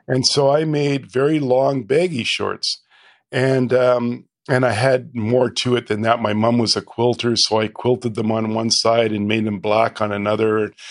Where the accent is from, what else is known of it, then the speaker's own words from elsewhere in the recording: Calgary, Alberta, Canada; to Calgary and, uh, I went, you know, grew up there